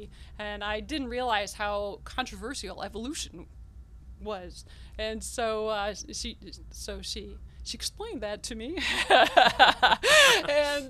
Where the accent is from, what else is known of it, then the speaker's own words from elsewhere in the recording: Detroit, Michigan, United States; also born or lived in Massillon, Ohio; now in Columbiana, United States; I come from the Detroit area